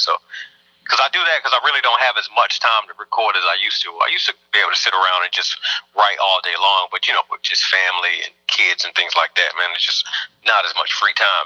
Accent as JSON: {"language": "English", "region": "North Carolina", "country": "United States", "said": "I was from North Carolina"}